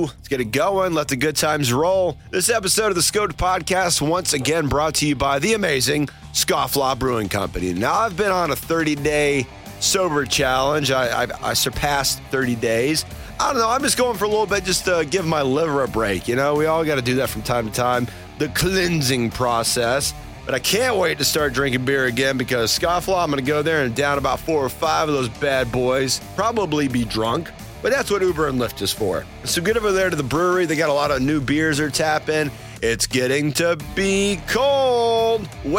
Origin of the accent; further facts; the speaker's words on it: Blairsville, Georgia, United States; We're just a couple Georgia boys, man. He was born in Marietta. I was born up in North Georgia in Blairsville.